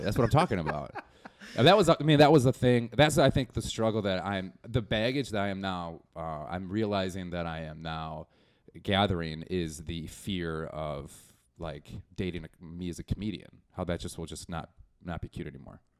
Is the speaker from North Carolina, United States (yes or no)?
no; Milwaukee, Wisconsin, United States; moved away as an adult; now in Chicago, United States; I'm from Milwaukee